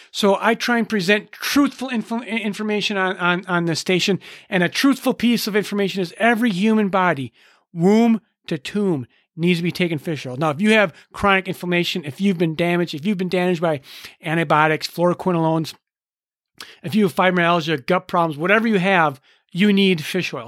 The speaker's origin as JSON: {"language": "English", "region": "Minnesota", "country": "United States", "said": "I'm from Minnesota"}